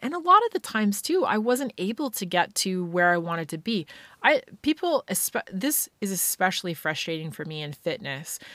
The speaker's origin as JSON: {"language": "English", "region": "Scotland", "country": "United Kingdom", "tie": "born or raised there", "said": "being a kid growing up in Scotland"}